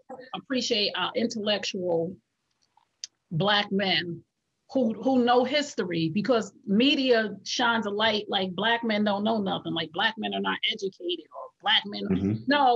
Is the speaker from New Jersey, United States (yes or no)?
yes; Essex County, New Jersey, United States; I'm from Essex County. My mom was from Rolling Stone. I lived Irvington, East Orange, Newark, Bloomfield, Glenridge.